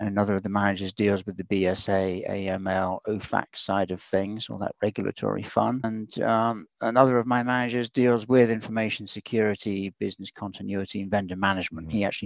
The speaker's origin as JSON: {"language": "English", "country": "United Kingdom", "accent": "UK", "moved": "as an adult", "lives_now": "United States", "said": "My accent's from the UK. I came over here about 24 years ago now."}